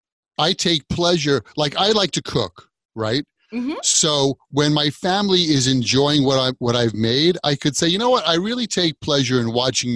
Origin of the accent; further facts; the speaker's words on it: New York, United States; I'm a New Yorker. I'm across the ocean or the pond, as they say, from England.